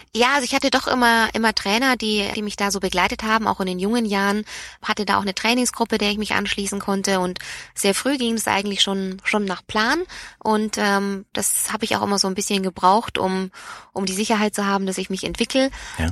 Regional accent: Nuremberg, Bavaria, Germany; aufgewachsen, bin ich in Nürnberg

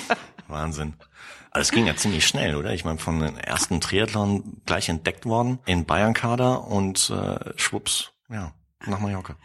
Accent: Sauerland, North Rhine-Westphalia, Germany; now in Munich, Germany; ich komme auch aus dem Sauerland

